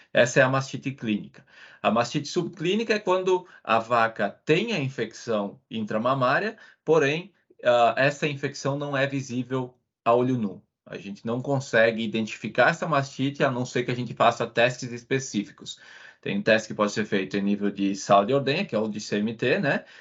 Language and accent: Portuguese; Veranópolis, Rio Grande do Sul, Brazil; moved away as an adult; eu sou natural do Rio Grande do Sul, no Brasil, uma cidade pequena chamada Veranópolis, e eu cresci numa fazenda leiteira